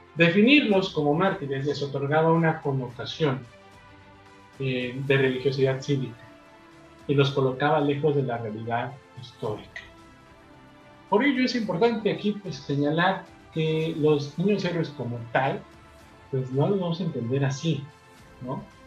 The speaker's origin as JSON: {"language": "Spanish", "country": "Mexico", "said": "nosotros como mexicanos"}